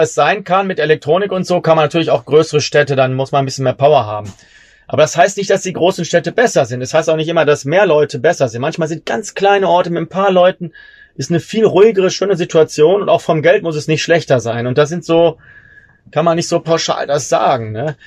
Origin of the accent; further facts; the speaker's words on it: Germany; ich als Deutscher